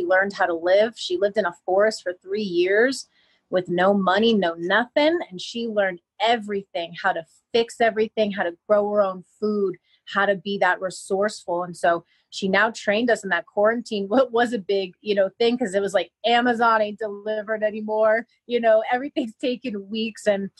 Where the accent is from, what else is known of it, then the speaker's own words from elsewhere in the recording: Miami, Florida, United States; I mean, I came from Miami, so I lived and breathed big city.